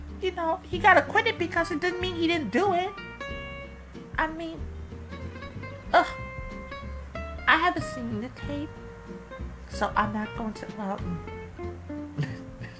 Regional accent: Chicago, Illinois, United States; I am from Chicago

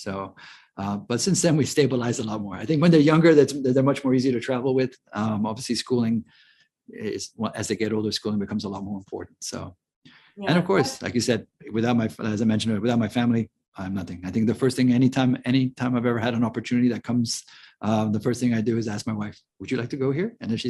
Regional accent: Hong Kong; also born or lived in Philippines; I grew up in Hong Kong and the Philippines.

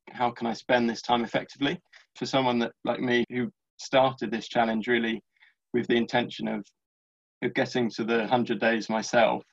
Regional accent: London, United Kingdom; I'm from London

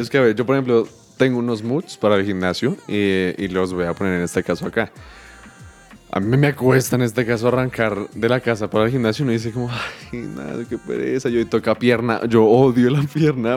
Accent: Colombia

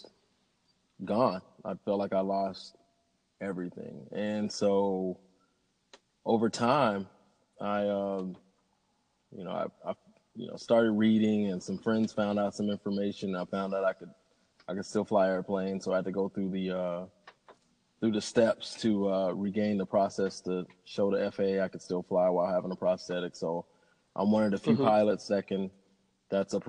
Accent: Little Rock, Arkansas, United States; I'm from Arkansas, Little Rock, Arkansas

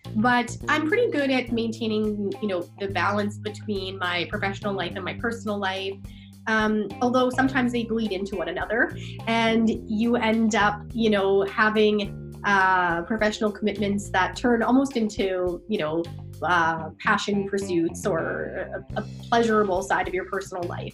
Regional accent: Fort McMurray, Alberta, Canada; moved away as an adult; also born or lived in Calgary, Alberta; now in Vancouver, Canada; I'm from Fort McMurray, Alberta. Uh, but yeah, I am. I was born there, raised there.

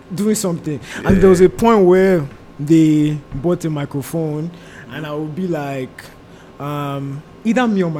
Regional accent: Warri, Delta, Nigeria; also born or lived in Enugu; now in Canada; I was born in Warri

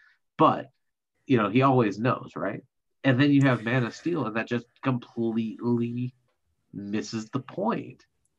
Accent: Iowa, United States; You and I grew up in Iowa. We grew up in the Midwest.

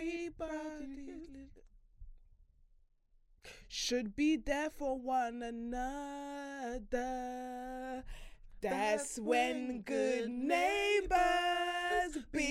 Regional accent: Ireland; In Ireland.

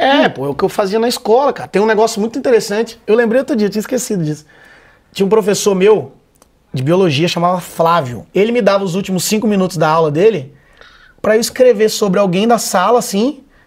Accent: Vitória, Espírito Santo, Brazil; moved away as an adult; now in São Paulo, Brazil; Sou de Vitória, Espírito Santo. Formei engenharia lá, né? Tal, vivi a vida toda lá. E aí vim para São Paulo

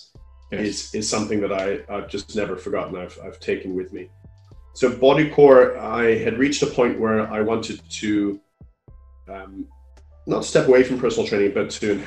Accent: Canada; now in United Kingdom; I come from Canada

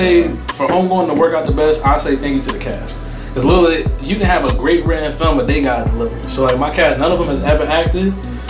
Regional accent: Westchester County, New York, United States; since I'm from Westchester

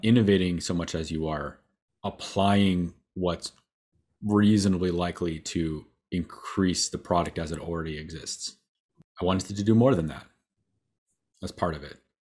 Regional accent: Waterville, Ohio, United States; I'm from, uh, Northwest Ohio

